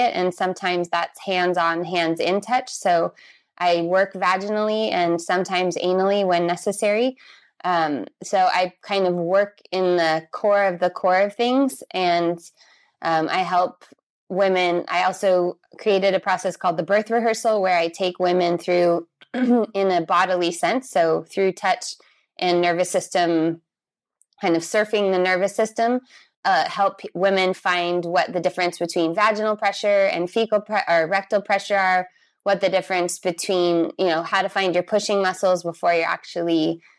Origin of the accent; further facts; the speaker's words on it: San Diego, California, United States; also born or lived in Brazil; I am from California, from San Diego, but I lived all over the world. And the last place I lived was Brazil for eight years before I moved back here to California.